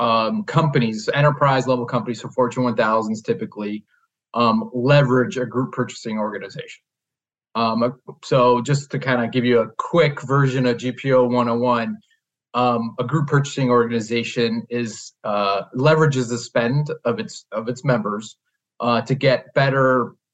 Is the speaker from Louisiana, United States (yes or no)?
no; Chicago, Illinois, United States; I born and raised here in the Chicagoland area